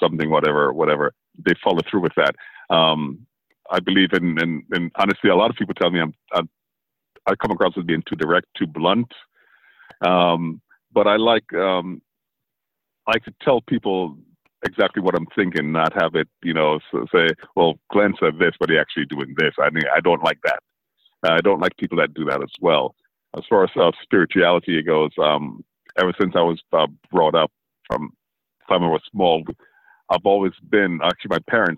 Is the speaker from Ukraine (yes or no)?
no; U.S. Virgin Islands; also born or lived in St. Vincent; now in Orlando, United States; Grew up in the U.S. Virgin Islands, St. Croix.